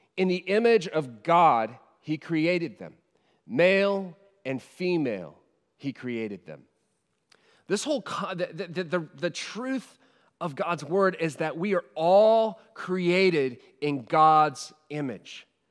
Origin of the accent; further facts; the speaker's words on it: United States; now in Sheffield, United Kingdom; as an American